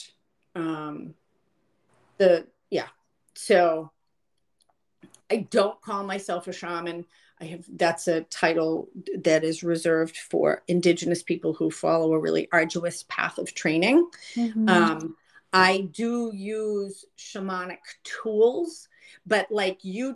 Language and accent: English; Boston, Massachusetts, United States; moved away as an adult; also born or lived in San Francisco; I grew up in Boston